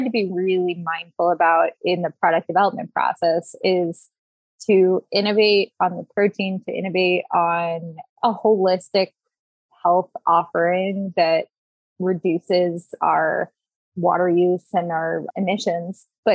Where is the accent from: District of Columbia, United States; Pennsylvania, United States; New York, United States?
District of Columbia, United States; Washington; also born or lived in Berkeley, California; I was born in Berkeley, grew up in the DC area